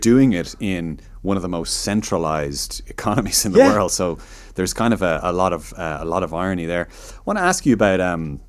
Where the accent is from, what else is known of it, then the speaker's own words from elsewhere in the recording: Chicago, Illinois, United States; born there; I mean, my dad is a Chicagoan, so I was born in Chicago, and my dad is American, lives in Chicago